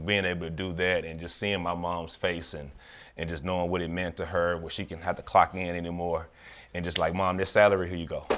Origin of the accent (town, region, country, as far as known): Memphis, Tennessee, United States; born or raised there; moved away as an adult